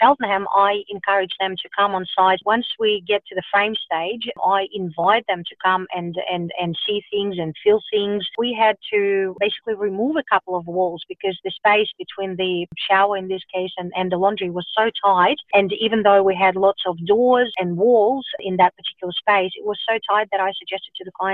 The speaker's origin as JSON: {"language": "English", "country": "Russia", "tie": "born or raised there", "moved": "yes", "lives_now": "Melbourne, Australia", "said": "I grew up in Russia"}